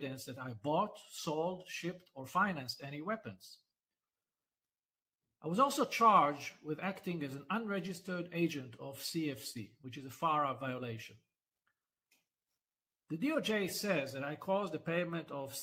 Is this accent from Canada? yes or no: no; Israel